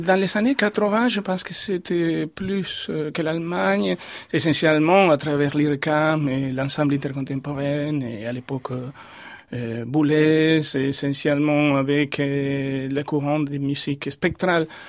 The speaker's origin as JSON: {"language": "French", "region": "Córdoba", "country": "Argentina", "also_born_or_lived": "Buenos Aires, Argentina", "second_language": "French", "moved": "as an adult", "lives_now": "France", "said": "j'ai quitté Cordoba pour Buenos Aires et avant d'être venu en France."}